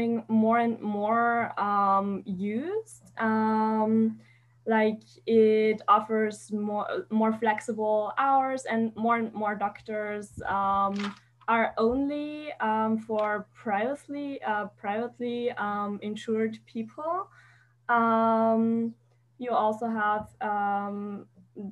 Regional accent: Austria; I'm from Austria

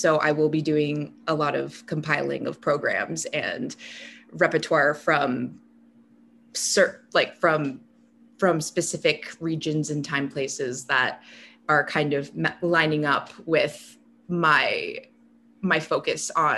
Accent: Denver, Colorado, United States; I'm from Denver, Colorado. So I would take the bus downtown to the Denver Public Library

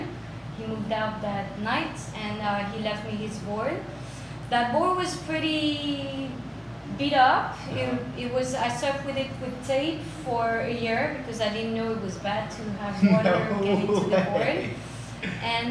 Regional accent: Basque Country, Nouvelle-Aquitaine, France; moved away as an adult; now in Miami, United States; I grew up in France. In the Basque Country

